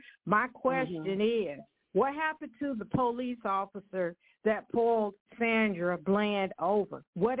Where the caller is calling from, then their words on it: Evansville, Indiana, United States; I'm calling from Evansville, Indiana